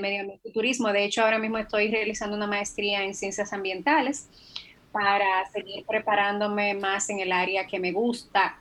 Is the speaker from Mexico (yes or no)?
no; Dominican Republic; soy una dominicana que, la verdad, se siente muy orgullosa de la tierra en que nació